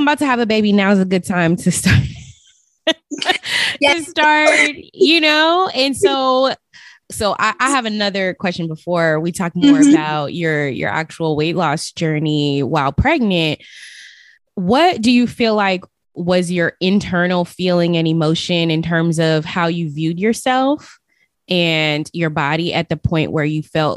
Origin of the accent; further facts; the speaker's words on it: Las Vegas, Nevada, United States; moved away; I'm originally from Las Vegas